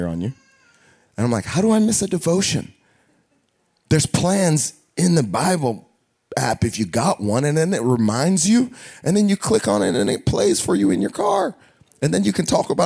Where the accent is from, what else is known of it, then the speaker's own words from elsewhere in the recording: United States; we're American